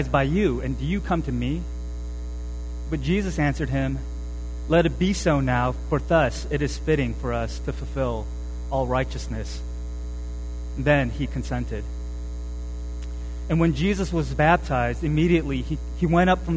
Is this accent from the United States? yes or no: no; South Korea; moved away; I was born in Korea